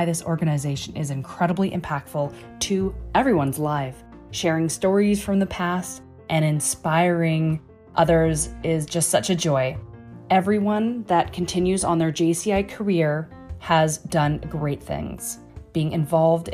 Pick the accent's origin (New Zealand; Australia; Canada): Canada; Being this true pride of being Canadian